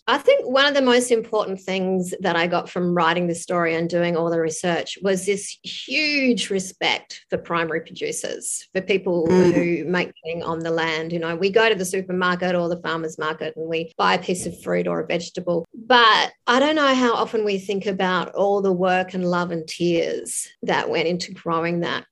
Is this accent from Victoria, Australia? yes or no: no; Tasmania, Australia; moved away; I grew up in Tassie, but I haven't lived here for a while.